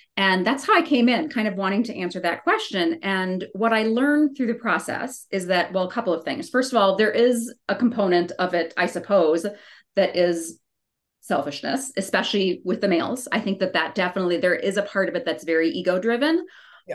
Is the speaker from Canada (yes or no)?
no; Wisconsin, United States; moved away as an adult; now in Colorado, United States; I grew up in Wisconsin, so like totally sea level